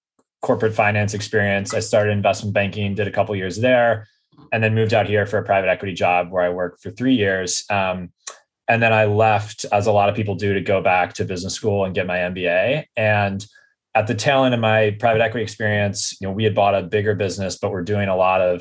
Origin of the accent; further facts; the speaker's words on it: Washington, District of Columbia, United States; moved away as an adult; now in Sausalito, United States; I grew up on the East Coast, DC